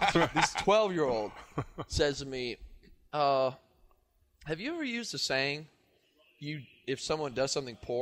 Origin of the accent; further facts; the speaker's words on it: Canada; I'm from Canada.